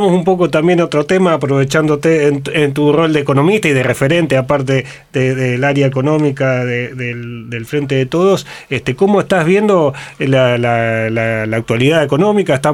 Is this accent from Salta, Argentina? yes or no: no; Rosario, Santa Fe, Argentina; Nacido, criado en el barrio Echesortu.